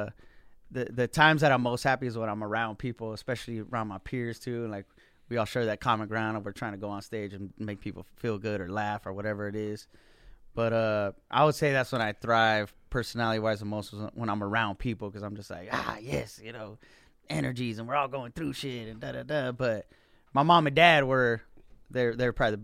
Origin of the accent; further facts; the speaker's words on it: United States; growing up in America